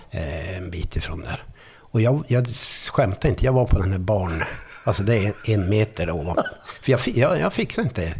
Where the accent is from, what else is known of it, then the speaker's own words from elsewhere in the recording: Arvidsjaur, Norrbotten County, Sweden; moved away; also born or lived in Stockholm / Skellefteå / Varberg; jag kommer ju från Arvidsjaur från början